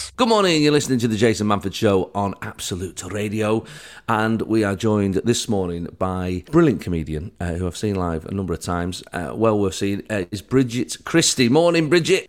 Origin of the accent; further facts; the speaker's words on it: Manchester, North West England, United Kingdom; my hometown of Manchester.